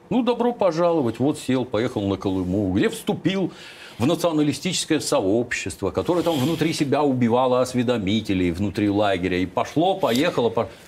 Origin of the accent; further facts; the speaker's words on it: Kropyvnytskyi, Kirovohrad Oblast, Ukraine; now in Russia; откуда я родом